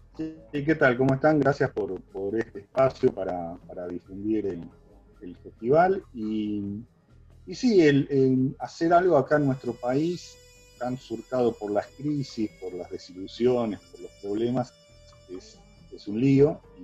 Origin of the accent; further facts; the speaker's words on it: Argentina; nosotros como argentinos